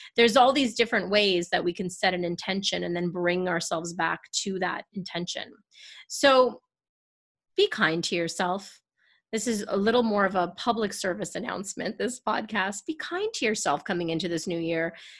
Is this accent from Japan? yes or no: no; Canada; I'm Canadian